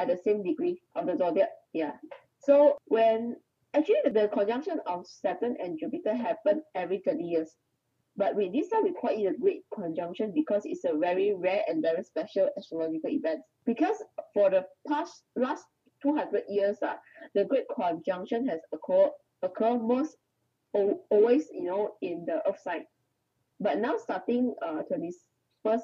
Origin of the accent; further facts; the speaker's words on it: Malaysia; also born or lived in Kuala Lumpur; I'm Malaysian. I'm currently staying in Kuala Lumpur.